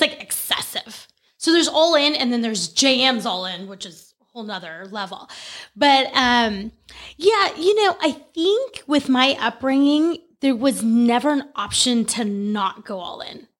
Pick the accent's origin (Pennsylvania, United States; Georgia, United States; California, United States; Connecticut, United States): California, United States; moved away as an adult; also born or lived in Oregon; I grew up in California. We lived in Oregon for less than a year, came back to California